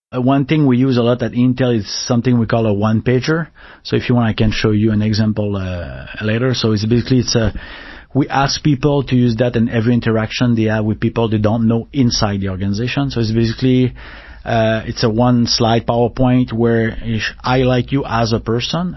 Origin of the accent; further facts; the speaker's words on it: Canada; accent: French Canadian; English is a second language; moved away; also born or lived in Paris, France; we speak super fast, right? So in like uh, French Canadian, so we and we don't articulate as much as they articulate